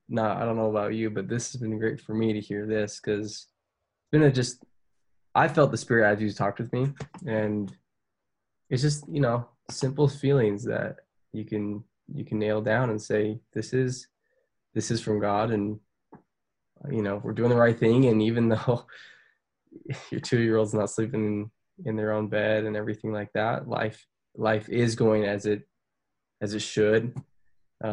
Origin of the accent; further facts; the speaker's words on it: Orem, Utah, United States; I grew up in Orem.